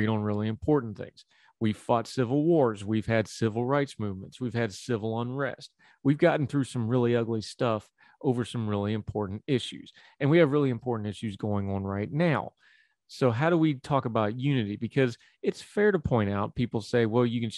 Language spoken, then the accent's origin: English; United States; being an American